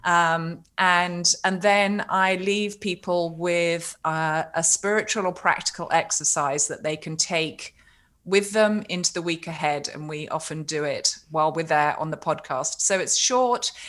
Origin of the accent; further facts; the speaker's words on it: United Kingdom; I'm a Brit